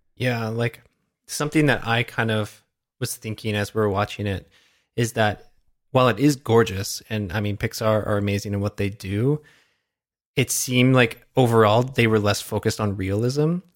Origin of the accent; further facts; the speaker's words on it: Canada; as a Canadian